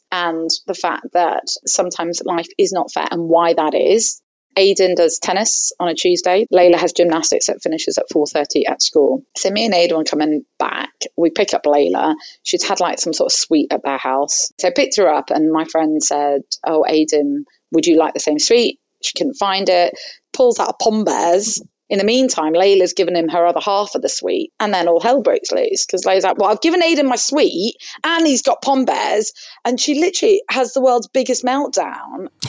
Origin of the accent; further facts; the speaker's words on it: Hong Kong; both my parents are Egyptian. Were um, I grew up in Hong Kong, so I'm sort of that first generation immigrant family.